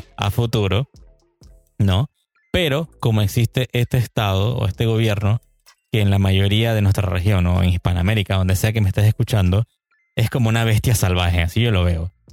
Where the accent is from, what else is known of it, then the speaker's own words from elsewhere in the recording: Panama; en mi país, estamos aquí en Panamá